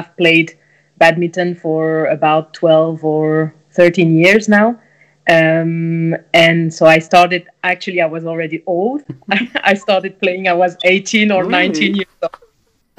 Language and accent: English; France; English is a second language; moved away as an adult; also born or lived in Quebec / Germany / Belgium; now in Copenhagen, Denmark; I come originally from France